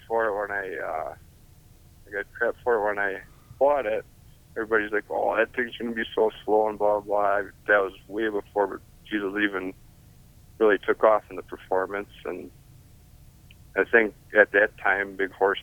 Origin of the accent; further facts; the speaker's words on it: Hubertus, Wisconsin, United States; I'm from Hubertus, Wisconsin, which is about 20 miles north of Milwaukee